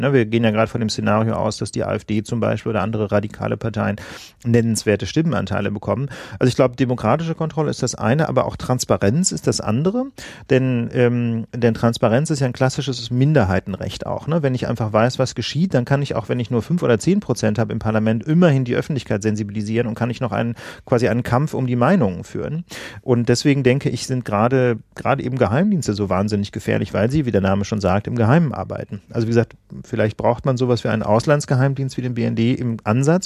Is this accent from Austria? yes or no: no; West Germany, Germany; now in Berlin, Germany; Ich komme ja nicht aus Berlin, sondern aus Westdeutschland, wie man hier sagt